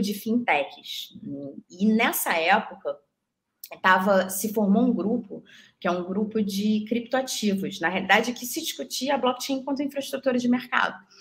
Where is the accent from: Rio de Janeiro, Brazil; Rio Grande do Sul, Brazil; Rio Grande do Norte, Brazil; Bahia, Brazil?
Rio de Janeiro, Brazil; moved away as an adult; now in São Paulo, Brazil; sou carioca louca por praia